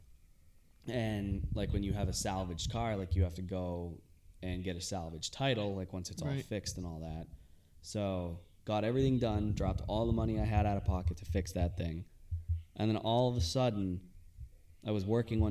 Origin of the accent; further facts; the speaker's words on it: Londonderry, New Hampshire, United States; also born or lived in Malden, Massachusetts; they ended up moving us up to Londonderry, and way better place